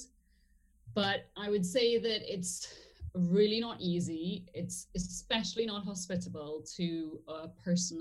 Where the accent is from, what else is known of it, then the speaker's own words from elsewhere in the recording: Trinidad & Tobago; moved away as an adult; also born or lived in England; I grew up in Trinidad and Tobago